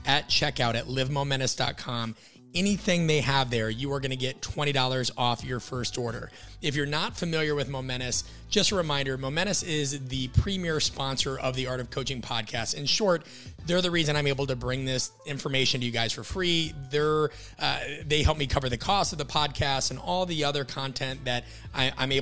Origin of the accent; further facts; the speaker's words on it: Midwest, United States; I'm from the Midwest. So there's a running joke that we kind of grew up on steak and milk